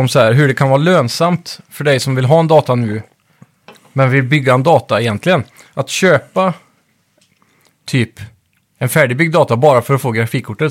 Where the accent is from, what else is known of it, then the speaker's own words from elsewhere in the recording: Skee, Västra Götaland, Sweden; i Skee där jag växte upp när jag var liten